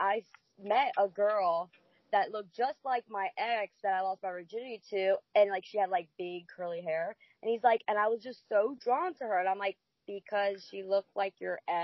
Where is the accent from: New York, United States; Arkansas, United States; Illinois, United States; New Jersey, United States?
New Jersey, United States; now in Jacksonville, United States; I'm from Jersey